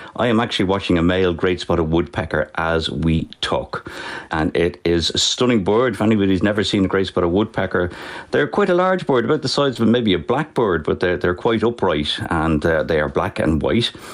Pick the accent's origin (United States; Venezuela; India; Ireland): Ireland; Dublin, Leinster; I was born and bred in Finglas